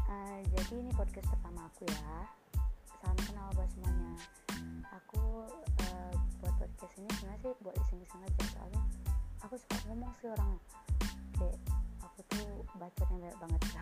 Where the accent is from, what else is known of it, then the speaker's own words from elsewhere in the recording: Aceh, Indonesia; accent: Aceh; karena aku tuh tinggalnya di Aceh uh, orang tua aku juga asli Aceh dua-duanya ayah aku Banda Aceh mama aku Biren